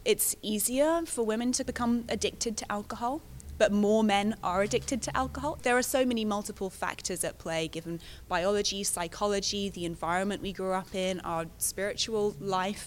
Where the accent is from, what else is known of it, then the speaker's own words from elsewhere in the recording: London, United Kingdom; I'm a Londoner